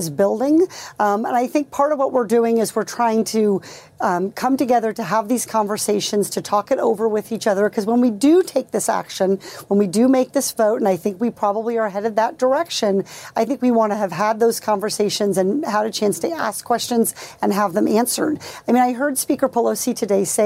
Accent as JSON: {"language": "English", "region": "Iowa", "country": "United States", "tie": "born or raised there", "moved": "yes", "lives_now": "California, United States", "said": "I grew up in Iowa. I'm a sixth generation Iowan before I moved to California"}